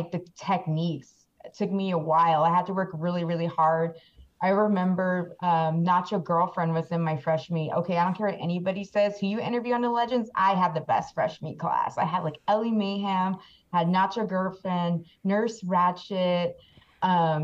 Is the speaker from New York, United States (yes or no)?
no; Peach Springs, Arizona, United States; also born or lived in Kingman, Arizona; I'm actually indigenous, so I'm Hualapai. So I'm from Peach Spring, Arizona